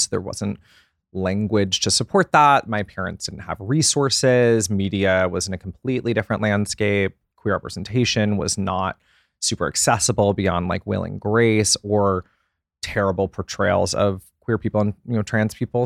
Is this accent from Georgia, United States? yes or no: yes; Atlanta, Georgia, United States; I grew up in Atlanta, Georgia